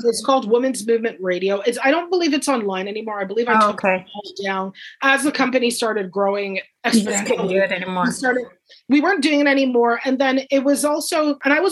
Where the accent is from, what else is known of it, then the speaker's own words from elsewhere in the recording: Guelph, Ontario, Canada; I grew up in Guelph, and it was very, everybody loves your neighbor